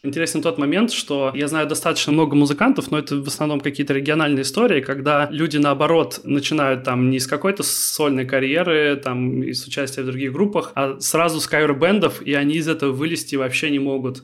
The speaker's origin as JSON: {"language": "Russian", "town": "Kaliningrad", "region": "Kaliningrad Oblast", "country": "Russia", "said": "я из Калининграда, и в Калининграде, мне кажется, в принципе, можно было бы жить"}